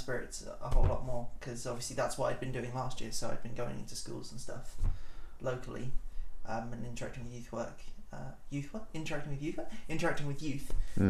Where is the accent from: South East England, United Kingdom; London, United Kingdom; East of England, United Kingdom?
East of England, United Kingdom; Soham; moved away as an adult; So I'm from Cambridgeshire, and I grew up in Soham.